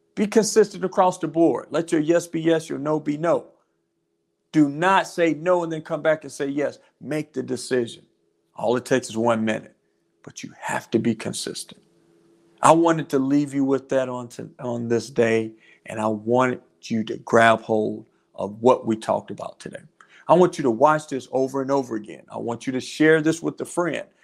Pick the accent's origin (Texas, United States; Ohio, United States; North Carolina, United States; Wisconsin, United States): North Carolina, United States; now in Georgia, United States; my home state of North Carolina